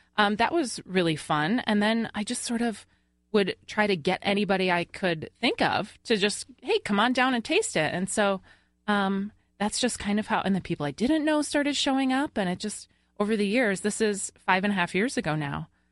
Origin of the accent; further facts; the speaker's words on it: Long Island, New York, United States; moved away; I'm originally from Long Island